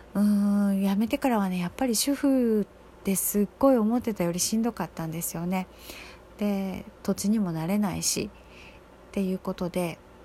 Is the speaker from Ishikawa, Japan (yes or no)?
no; Osaka, Japan; moved away as an adult; 私はずっとその大阪とかで育って暮らしてきた期間が長いので